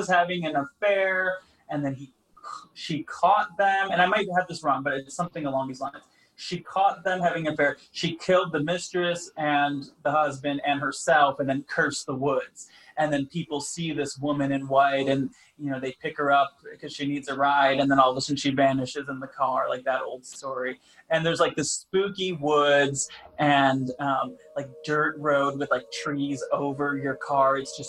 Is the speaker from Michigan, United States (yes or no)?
yes; Grand Rapids, Michigan, United States; now in Los Angeles, United States; No, I grew up in Michigan.